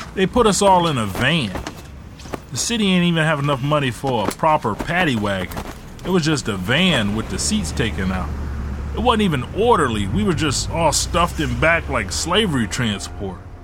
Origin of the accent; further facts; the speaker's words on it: Ecorse, Michigan, United States; also born or lived in Detroit, Michigan; we moved from Detroit to Ecorse